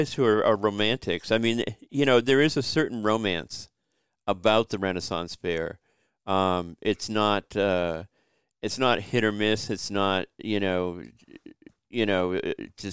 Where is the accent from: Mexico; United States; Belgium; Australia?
United States; Massachusetts; moved away as an adult; also born or lived in North Carolina; now in Kinston, United States; I'm born and raised in Massachusetts. But I have been in North Carolina the past 15, 16 years